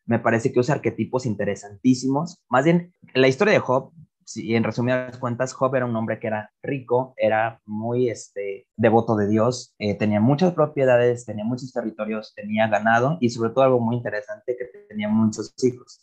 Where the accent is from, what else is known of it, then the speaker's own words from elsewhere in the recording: Iguala, Guerrero, Mexico; also born or lived in Cuernavaca; no soy de la Ciudad de México, vivo en la Ciudad de Iguala, de Cuernavaca y soy de Iguala